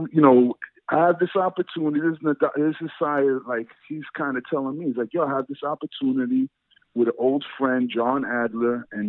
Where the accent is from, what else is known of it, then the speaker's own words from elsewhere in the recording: New York City, New York, United States; where I grew up in Brighton, Brooklyn, is like Brighton Beach